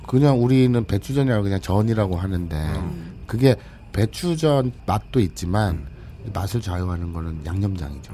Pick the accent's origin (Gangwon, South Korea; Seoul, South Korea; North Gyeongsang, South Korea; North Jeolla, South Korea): North Gyeongsang, South Korea; Andong; 난 안동 출신인데.